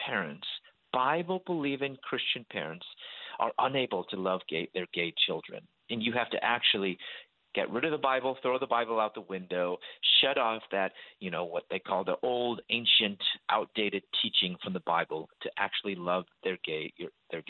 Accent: Chicago, Illinois, United States; moved away as an adult; also born or lived in Louisville, Kentucky; I'm from Chicago, and I moved to Louisville, Kentucky

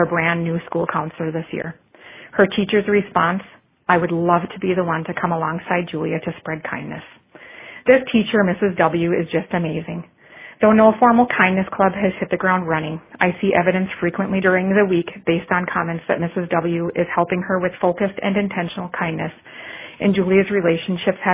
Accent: Forest Lake, Minnesota, United States; I am from Forest Lake, Minnesota

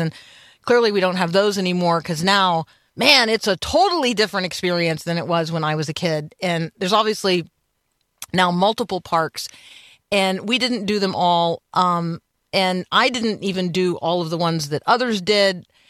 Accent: Tampa, Florida, United States; also born or lived in Indiana; because I grew up in Tampa.

